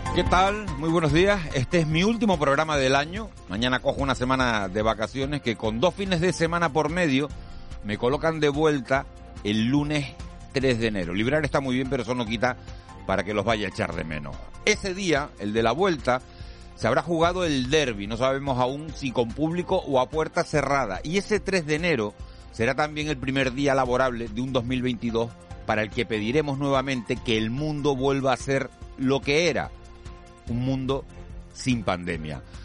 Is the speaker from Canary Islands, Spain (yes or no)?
yes; Canary Islands, Spain